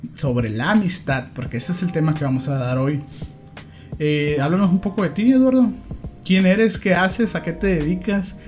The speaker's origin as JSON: {"language": "Spanish", "country": "Mexico", "said": "así somos los mexicanos"}